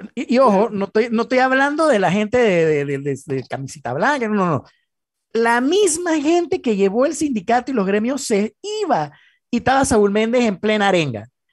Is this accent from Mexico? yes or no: no; Panama; como panameños